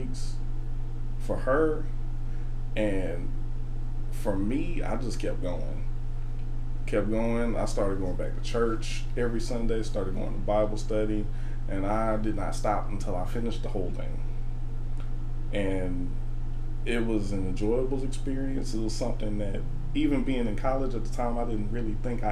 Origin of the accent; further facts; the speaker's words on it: Birmingham, Alabama, United States; moved away as an adult; now in Nashville, United States; I'm from Birmingham